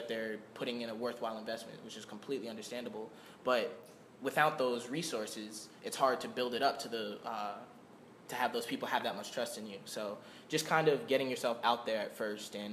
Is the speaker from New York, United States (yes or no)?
yes; Long Island, New York, United States; moved away as an adult; now in Florida, United States; I'm from New York. I'm from Long Island.